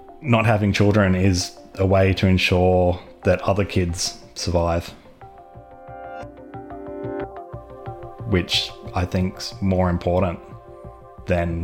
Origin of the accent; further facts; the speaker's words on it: Melbourne, Victoria, Australia; I'm from Melbourne